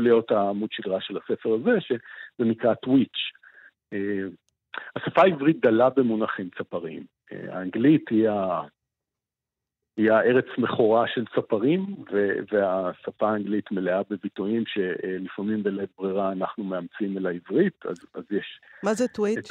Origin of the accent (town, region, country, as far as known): Jerusalem, Jerusalem District, Israel; born or raised there; now in Hulda, Israel